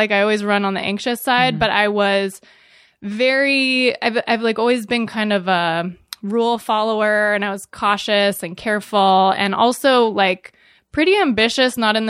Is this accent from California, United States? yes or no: yes; California, United States; Northern California, San Francisco Bay Area.